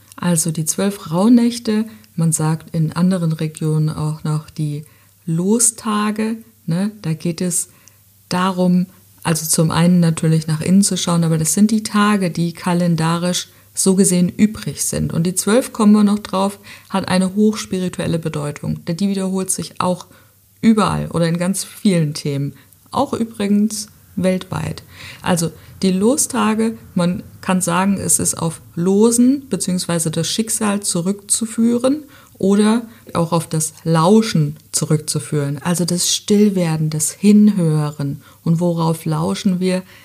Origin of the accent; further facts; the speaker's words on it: Southern Germany, Germany; bei uns in Süddeutschland